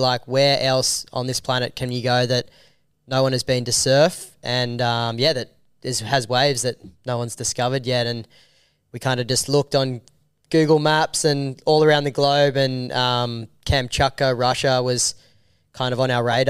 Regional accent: Australia; I'm a filmmaker from Australia.

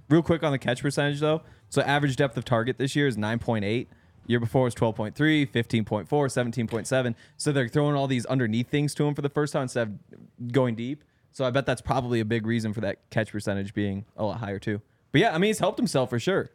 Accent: Montana, United States; growing up in Montana

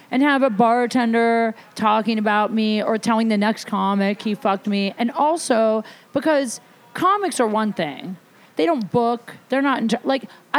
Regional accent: Ohio, United States; moved away; I'm from Ohio

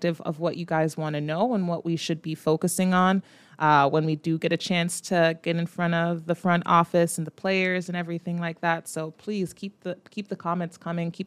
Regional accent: Jamaica; As a Jamaican

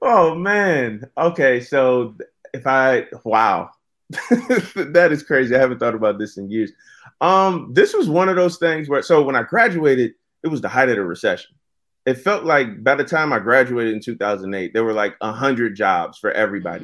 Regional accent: Virginia, United States; also born or lived in North Carolina; I moved to Virginia from North Carolina with my mom when I was about, yeah, about two years old, and we moved in with my grandmother

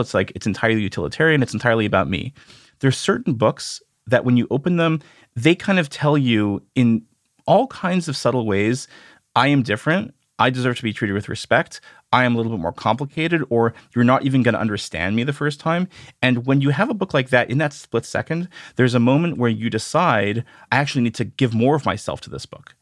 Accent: Canada; I grew up in Canada

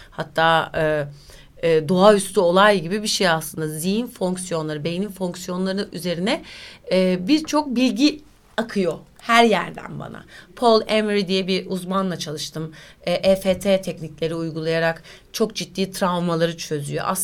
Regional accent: Turkey; Sakin bir insanımdır. Öyle çok tasasızımdır yani tam bir Türk'üm. E, yani memleket insanıyım diyeyim.

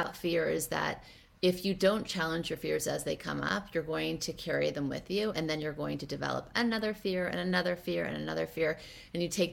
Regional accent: Thibodaux, Louisiana, United States; I was actually born in Thibodaux, Louisiana. So I was raised in the South.

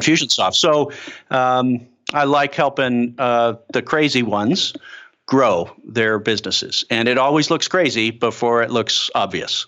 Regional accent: Chicago, Illinois, United States; moved away; I'm a kid from Chicago

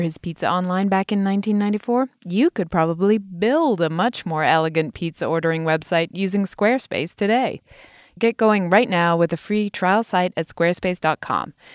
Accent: United Kingdom; Being British

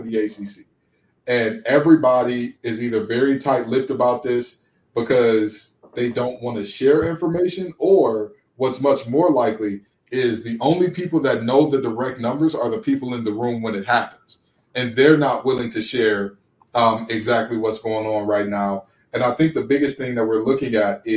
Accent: Detroit, Michigan, United States; I grew up in Big Ten country in Detroit, Michigan

